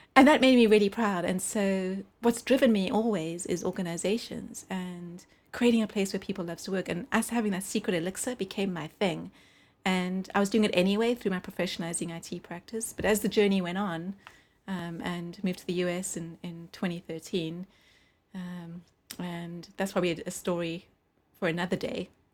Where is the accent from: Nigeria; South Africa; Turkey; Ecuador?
South Africa; also born or lived in United Kingdom; now in Los Angeles, United States; we're living in the U K as a New Yorker and a South African